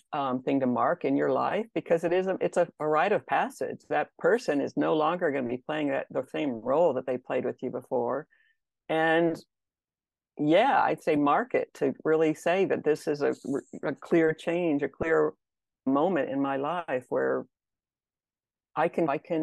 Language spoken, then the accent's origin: English; Texas, United States; I grew up in Texas